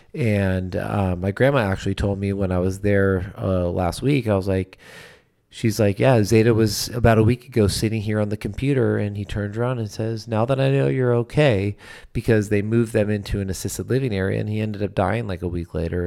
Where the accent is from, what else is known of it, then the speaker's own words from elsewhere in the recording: California, United States; I grew up obviously in California.